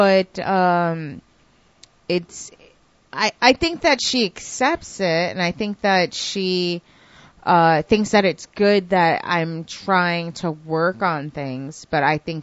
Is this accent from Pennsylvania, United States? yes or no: no; New York, United States; I'm from New York